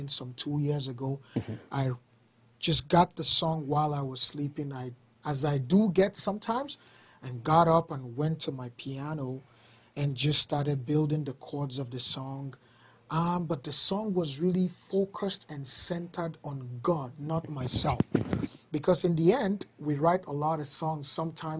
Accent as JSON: {"language": "English", "country": "Nigeria", "tie": "born or raised there", "moved": "as an adult", "lives_now": "Canada", "said": "I've lived in Nigeria, Africa, pretty much all my life"}